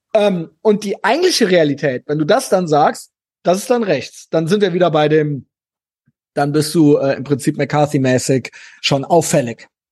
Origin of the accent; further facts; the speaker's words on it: Germany; ich bin Deutscher